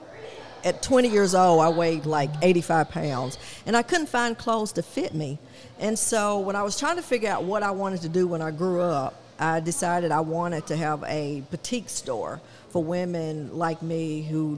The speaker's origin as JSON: {"language": "English", "town": "Lebanon", "region": "Tennessee", "country": "United States", "tie": "born or raised there", "also_born_or_lived": "Franklin, Tennessee", "moved": "as an adult", "lives_now": "Spring Hill, United States", "said": "I grew up in Lebanon, Tennessee"}